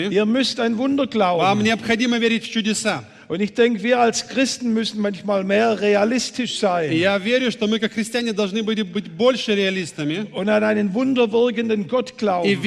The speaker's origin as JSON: {"language": "German", "region": "Baden-Württemberg", "country": "Germany", "accent": "Swabian", "said": "Ihr hört vielleicht, ich komme aus dem Schwabenland, der Hauptstadt des Automobils."}